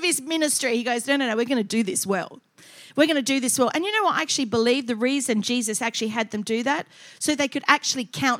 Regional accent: Adelaide, South Australia, Australia; moved away as an adult; also born or lived in Queensland; I was from Adelaide. We were a bit prim and proper there.

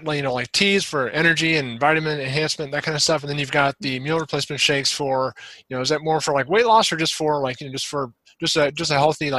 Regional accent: Afton, Missouri, United States; where I grew up in Afton

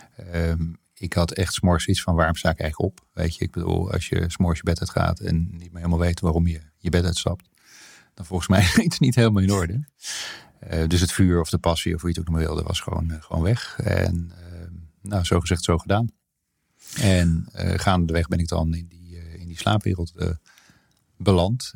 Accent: Hilversum, North Holland, Netherlands; also born or lived in Soest / Bilthoven; ik ben opgegroeid voor mijn grootste deel van mijn jeugd zeg maar, in Hilversum

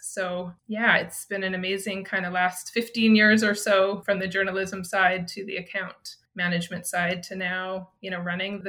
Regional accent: Saskatchewan, Canada; moved away as an adult; also born or lived in Calgary; I grew up in Saskatchewan.

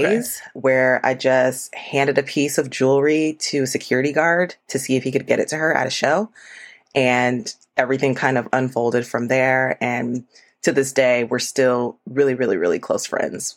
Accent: Florida, United States; moved away as an adult; now in Atlanta, United States; originally, I'm from Florida. I moved to Atlanta for my first role as an architect

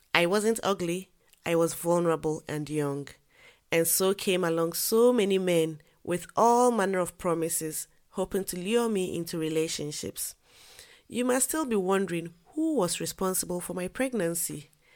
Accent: Ghana; moved away as an adult; I am a Ghanaian by birth. I lived in Ghana until I completed university.

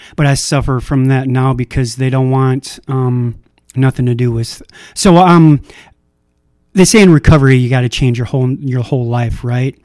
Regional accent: Minnesota, United States; I was born in Minnesota

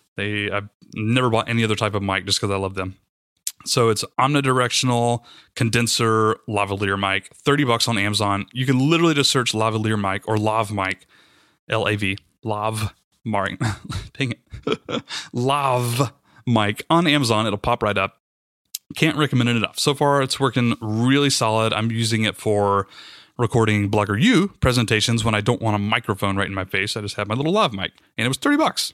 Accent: the South, United States; I'm from the South

